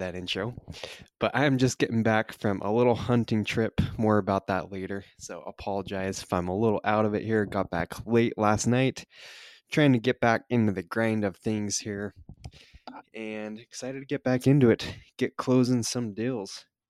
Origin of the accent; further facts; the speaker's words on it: Utah, United States; I'm from Utah, so I went back down to southern Utah